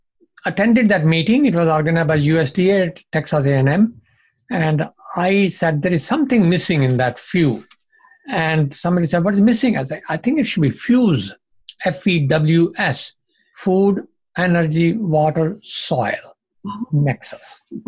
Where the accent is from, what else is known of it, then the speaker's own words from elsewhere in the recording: Punjab, India; You know, I grew up in Punjab, even the Pakistan side of Punjab.